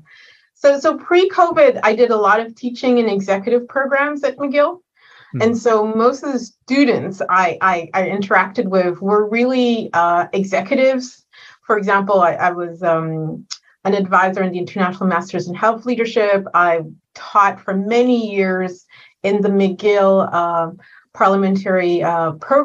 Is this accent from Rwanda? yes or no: yes; Rwanda; moved away as an adult; now in Canada; I was born in Rwanda in 1972